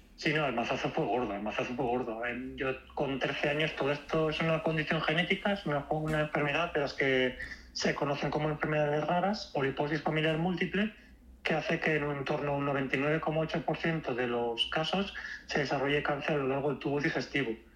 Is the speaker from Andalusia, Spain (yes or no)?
no; Valencia, Valencian Community, Spain; Yo soy de Valencia